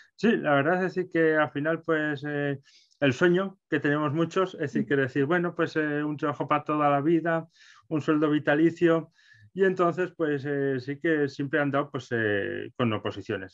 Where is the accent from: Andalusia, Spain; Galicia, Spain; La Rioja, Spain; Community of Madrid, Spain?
La Rioja, Spain; Calahorra; yo soy de Calahorra, en La Rioja